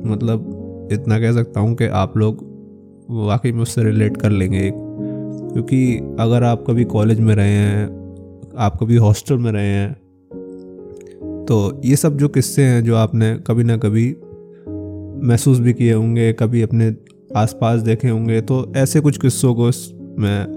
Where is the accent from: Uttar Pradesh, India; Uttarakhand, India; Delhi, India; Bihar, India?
Uttar Pradesh, India; और मैं उत्तर प्रदेश के एक छोटे से ज़िले का निवासी हूँ